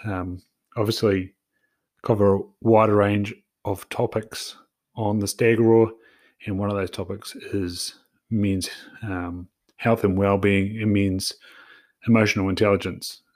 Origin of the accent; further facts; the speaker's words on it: New Zealand; as a Kiwi bloke